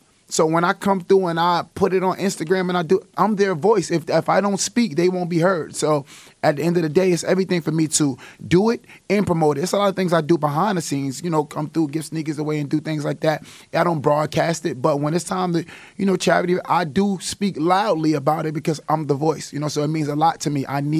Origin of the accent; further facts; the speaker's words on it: New York City, New York, United States; I grew up in East New York, you understand? So I'm from Bemis, East New York, rough part, you know what I'm saying? We get everything last. We the furthest from the city